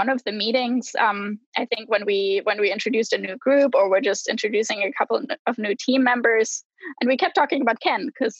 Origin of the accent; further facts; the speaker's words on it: Germany; English is a second language; I'm from Germany. I want to go home.